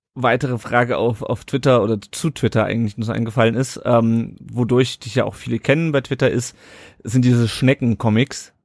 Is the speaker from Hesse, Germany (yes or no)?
yes; Kassel, Hesse, Germany; Ich komme ja aus Kassel